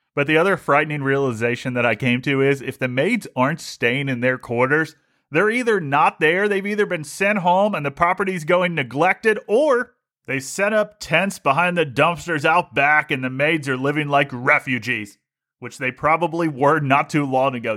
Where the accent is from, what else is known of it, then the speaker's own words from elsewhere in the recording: Ohio, United States; moved away; I grew up in Ohio, and when I grew up in Ohio, you didn't get to see much of the sun